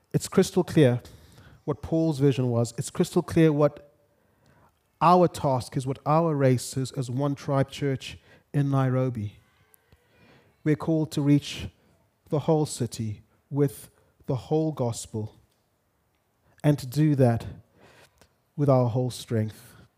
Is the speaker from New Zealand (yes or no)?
no; Zimbabwe; moved away as an adult; now in Kenya; I grew up in Zimbabwe. First thirty-something years of my life